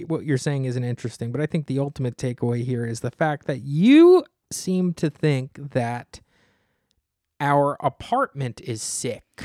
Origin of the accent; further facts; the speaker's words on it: New Jersey, United States; you're twenty-five minutes from my hometown